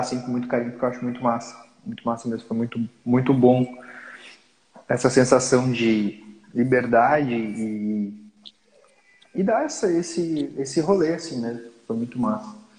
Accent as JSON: {"language": "Portuguese", "town": "Lages", "region": "Santa Catarina", "country": "Brazil", "tie": "born or raised there", "said": "Lages, que é a minha cidade natal"}